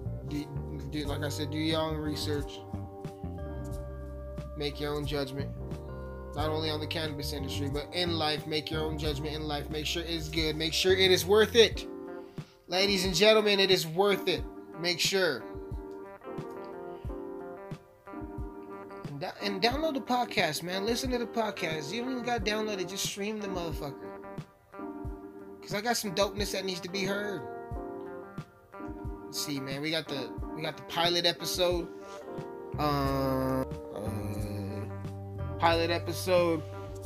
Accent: Alamosa, Colorado, United States; That's where I'm from. I'm from Alamosa, Colorado.

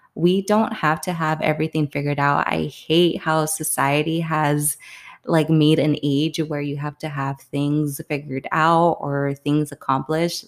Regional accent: Palm Springs, California, United States; moved away as an adult; now in New York City, United States; I'm from Palm Springs, California, and I currently live in New York City right now

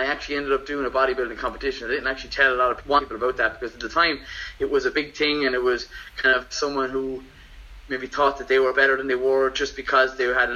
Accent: Waterford, Munster, Ireland; moved away; I'm from Waterford originally

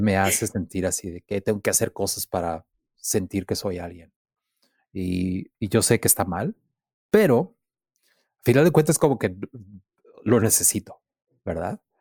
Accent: Mexicali, Baja California, Mexico; soy de Mexicali

